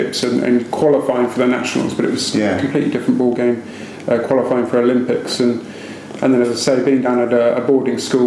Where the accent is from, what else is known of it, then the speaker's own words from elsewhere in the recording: Cheltenham, South West England, United Kingdom; Hometown for me is Cheltenham in Gloucestershire. That was where I was born and brought up in Cheltenham.